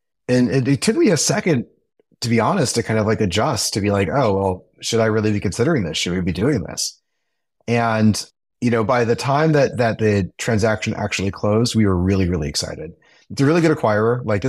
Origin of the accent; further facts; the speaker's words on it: Silicon Valley, California, United States; I grew up in Silicon Valley